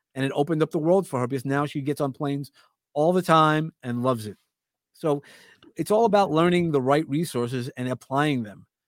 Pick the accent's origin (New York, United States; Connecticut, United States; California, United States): New York, United States; New York City; I grew up in Brooklyn